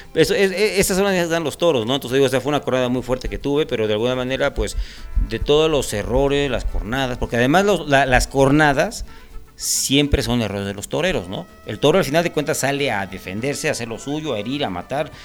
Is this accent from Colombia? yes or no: no; Mexico; nosotros como mexicanos